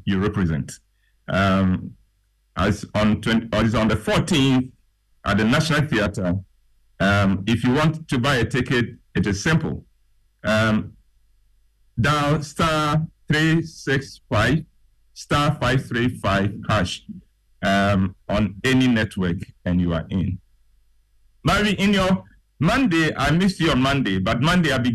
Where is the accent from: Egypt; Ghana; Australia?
Ghana; I left his office proud to be a Ghanaian. Proud that as a Ghanaian